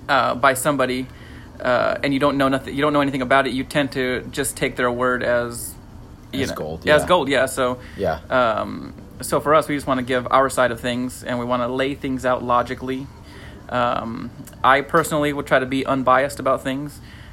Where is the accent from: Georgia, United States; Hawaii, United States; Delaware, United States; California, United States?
California, United States; We are from California